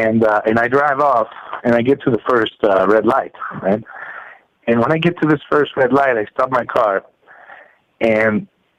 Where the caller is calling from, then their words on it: Mexico City, Mexico; I'm calling from Mexico City.